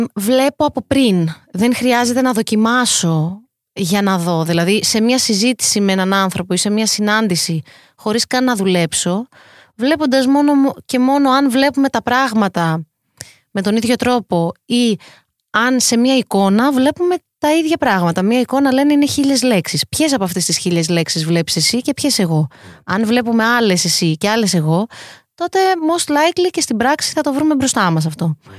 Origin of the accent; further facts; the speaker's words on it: Greece; είναι πιο δύσκολο για μένα να είμαι Ελληνίδα σε αυτή την πλευρά του κόσμου